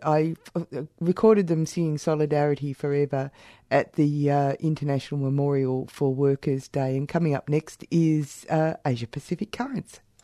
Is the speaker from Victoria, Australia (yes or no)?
yes; Warrnambool, Victoria, Australia; moved away; I came from Warrnambool